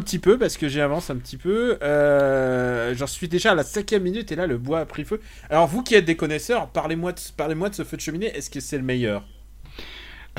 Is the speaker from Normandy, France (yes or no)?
yes; Normandy, France; j'ai passé mon enfance en Normandie.